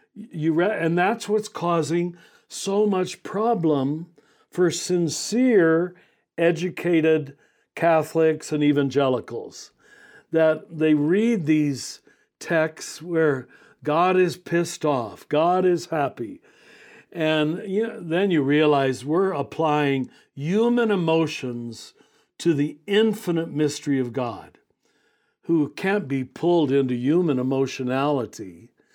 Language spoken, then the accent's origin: English; Kansas, United States; moved away as an adult; now in New Mexico, United States; grew up in Kansas, but I've been here in New Mexico for 32 years